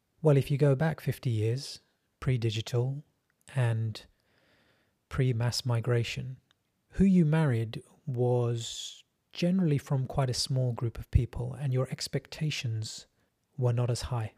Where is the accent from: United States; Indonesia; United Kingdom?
United Kingdom; England; I am brown English. I'm a second generation immigrant.